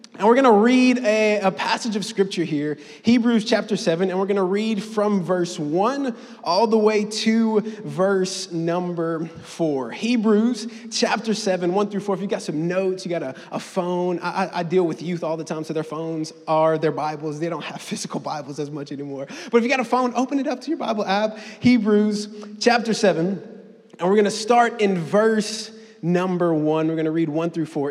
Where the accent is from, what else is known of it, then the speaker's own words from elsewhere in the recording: Mississippi, United States; me and my family, moved to Mississippi when I was seven